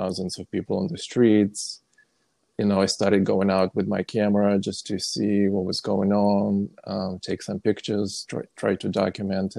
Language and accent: English; Orenburg, Orenburg Oblast, Russia; now in Brooklyn, United States; originally, I'm from Russia, from a city called Orenburg